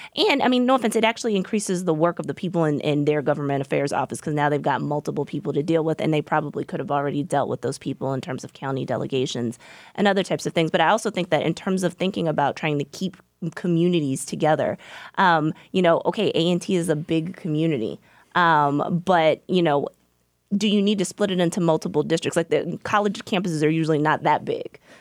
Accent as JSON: {"language": "English", "region": "Virginia", "country": "United States", "said": "I'm from Virginia"}